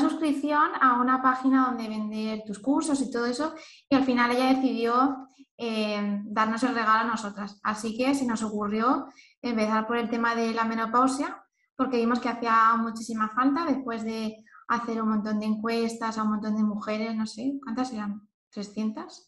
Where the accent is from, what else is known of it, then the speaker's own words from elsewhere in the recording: Elche, Valencian Community, Spain; moved away; also born or lived in Lisbon; soy de Elche, pero no vivo en ningún sitio y ahora estoy en Lisboa